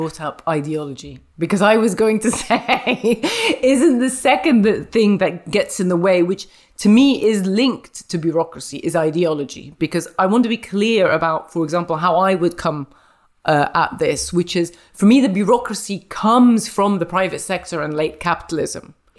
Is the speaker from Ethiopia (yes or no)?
no; India; And I'm from India.